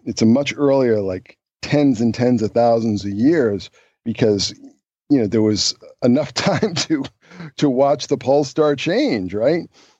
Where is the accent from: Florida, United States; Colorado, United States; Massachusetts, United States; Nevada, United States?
Massachusetts, United States; Boston; So, I'm from Boston, right? And you know, very urban area, a lot of light pollution, and where I was living in particular, just tremendous light pollution.